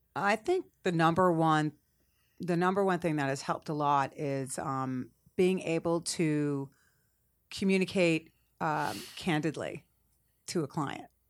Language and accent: English; Cape Cod, Massachusetts, United States; moved away as an adult; also born or lived in Boston; now in Atlanta, United States; I'm originally from Cape Cod